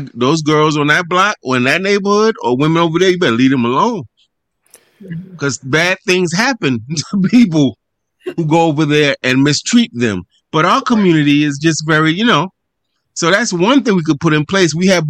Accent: New York City, New York, United States; where I grew up in Harlem, where I live still in the neighborhood of my birth

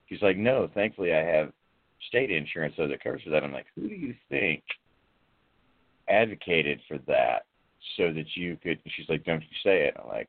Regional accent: Chicago, Illinois, United States; I'm black. I'm from Chicago.

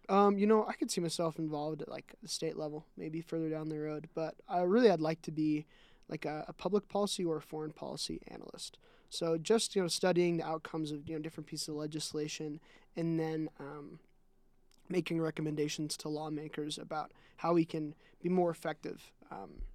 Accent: Utah, United States; also born or lived in Nebraska / South Dakota / Iowa / Washington; I lived in Nebraska and South Dakota and Iowa for around two years. And I've lived in Washington for about three months and then Utah for the other

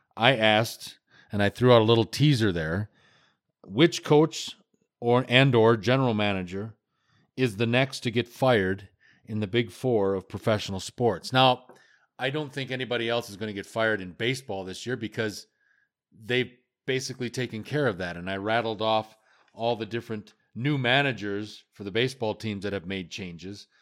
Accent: United States; also born or lived in Western Canada; now in Canada; I am an American, though I live in the great country of Canada

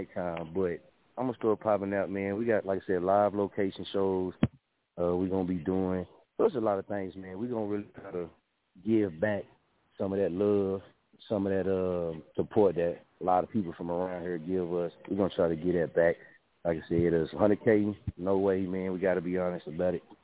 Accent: Muskogee, Oklahoma, United States; also born or lived in Wichita, Kansas; I'm from Muskogee, Oklahoma

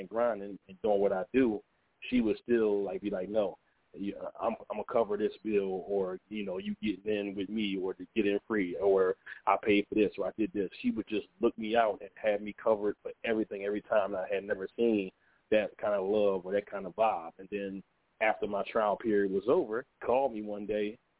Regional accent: Philadelphia, Pennsylvania, United States; I was born in Philadelphia, Pennsylvania, and I lived out there

